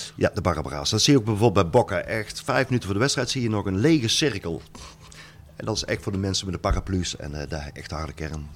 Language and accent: Dutch; Netherlands; ik kom uit Nederland